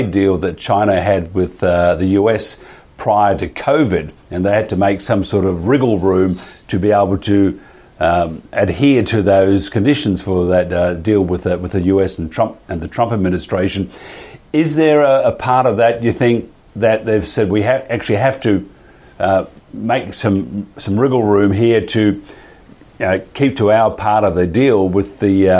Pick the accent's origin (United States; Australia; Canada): Australia; Mildura, Victoria; I grew up in Mildura in Victoria